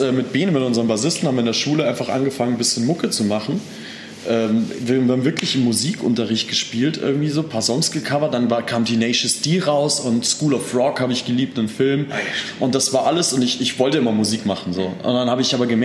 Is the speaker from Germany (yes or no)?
no; Austria; Ich komme eigentlich aus Österreich. Ich bin